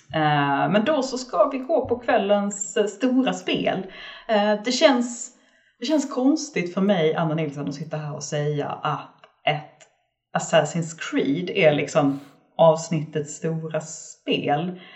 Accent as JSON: {"language": "Swedish", "region": "Skåne", "country": "Sweden", "said": "jag är skåning"}